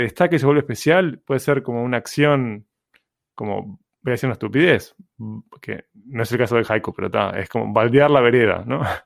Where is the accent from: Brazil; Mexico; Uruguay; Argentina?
Uruguay; Montevideo; Nací en Uruguay.